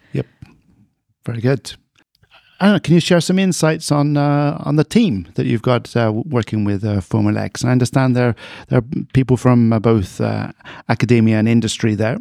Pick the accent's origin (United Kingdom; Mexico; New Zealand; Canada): United Kingdom; now in Sweden; like me, a native of the U K